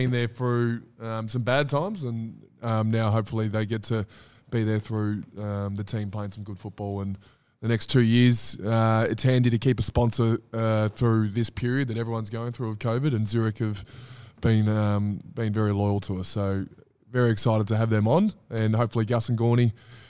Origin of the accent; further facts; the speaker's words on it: Melbourne, Victoria, Australia; also born or lived in Langwarrin, Victoria / Mornington Peninsula, Victoria; I grew up in Bentley. I grew up in McKinnon, near Bentley.